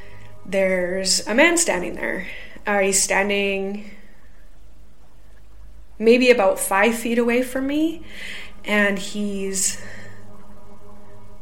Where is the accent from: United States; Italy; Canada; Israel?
Canada; now in United Kingdom; I'm a Canadian